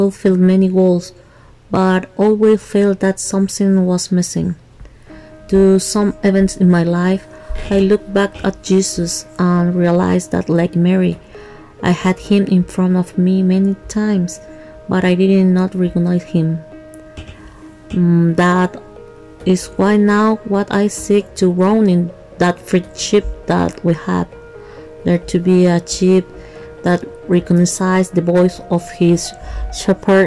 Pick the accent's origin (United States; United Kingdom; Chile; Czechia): Chile; from Chile